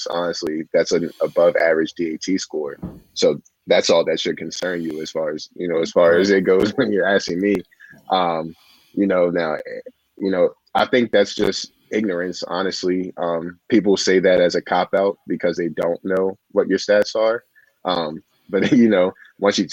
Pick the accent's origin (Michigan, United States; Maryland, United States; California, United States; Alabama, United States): Maryland, United States; growing up in Maryland